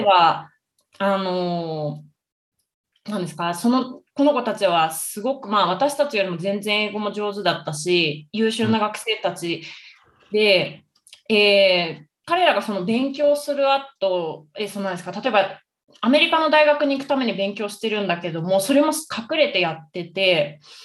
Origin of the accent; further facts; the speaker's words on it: Tokyo, Japan; moved away as an adult; now in Colombia; 東京です